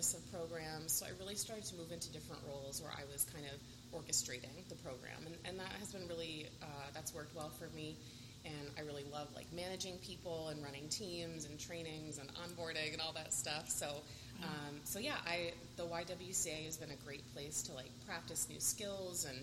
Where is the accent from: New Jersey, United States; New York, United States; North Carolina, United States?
New York, United States; Colonie; moved away as an adult; also born or lived in Tampa, Florida; I grew up in South Colony, graduated in 2001